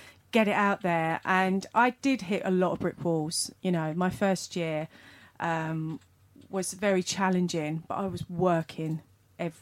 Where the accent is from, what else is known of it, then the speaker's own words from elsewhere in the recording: United Kingdom; as British people